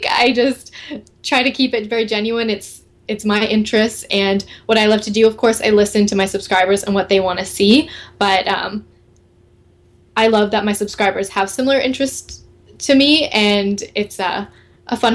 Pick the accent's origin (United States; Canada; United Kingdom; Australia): Canada; So there's wow. been some other Canadian uh, YouTubers who have been